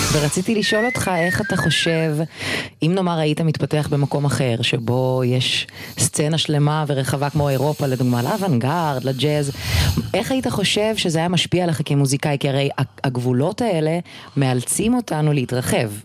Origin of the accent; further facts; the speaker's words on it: Israel; הגענו לארץ ישראל, לא הייתה כל כך שפה. אני, בגלל שהייתי בת שלוש